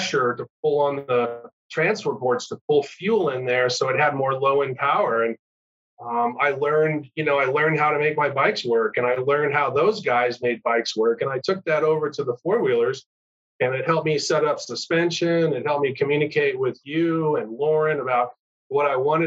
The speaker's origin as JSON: {"language": "English", "town": "Carlsbad", "region": "California", "country": "United States", "tie": "born or raised there", "said": "I grew up in Southern California, Carlsbad, Leucadia area"}